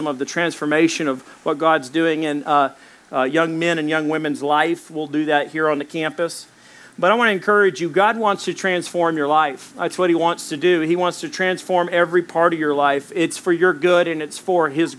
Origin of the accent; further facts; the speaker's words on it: Little Rock, Arkansas, United States; also born or lived in Dallas, Texas; I was born in Dallas, Texas. I grew up in Little Rock, Arkansas